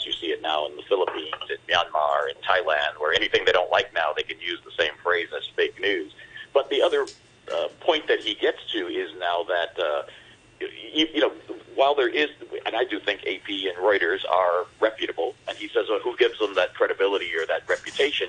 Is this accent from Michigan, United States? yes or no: yes; Detroit, Michigan, United States; I'm from Detroit